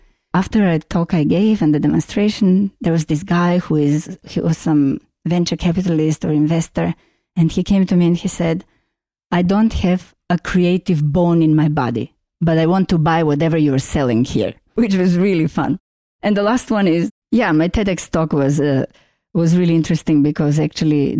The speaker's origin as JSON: {"language": "English", "country": "North Macedonia", "tie": "born or raised there", "also_born_or_lived": "Vienna, Austria / London, United Kingdom / Paris, France / Boston, United States", "second_language": "English", "moved": "as an adult", "lives_now": "San Francisco, United States", "said": "I was born in Yugoslavia. It was the most beautiful place in the universe, and I miss it daily. That place of Yugoslavia is now called Macedonia, or recently renamed in Northern Macedonia. I moved to Vienna after studying architecture."}